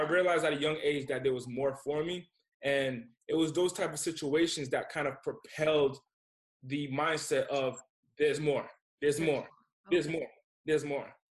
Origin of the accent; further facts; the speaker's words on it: Rhode Island, United States; now in California, United States; Rhode Island's my hometown.